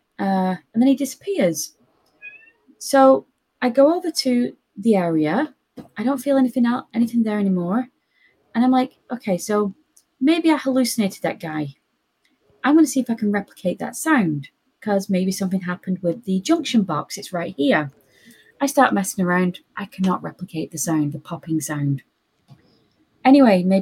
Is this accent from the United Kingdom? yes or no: yes; Lancashire, North West England, United Kingdom; moved away; I'm from Lancashire.